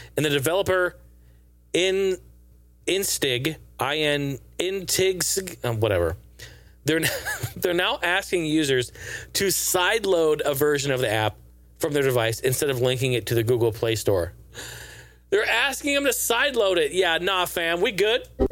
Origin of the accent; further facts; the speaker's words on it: Pacific Northwest, United States; We're both from the Pacific Northwest.